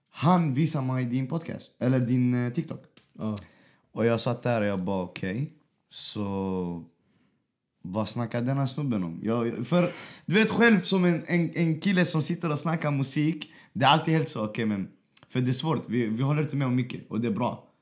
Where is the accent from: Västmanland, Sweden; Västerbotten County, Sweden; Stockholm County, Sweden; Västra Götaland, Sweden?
Västmanland, Sweden; Västerås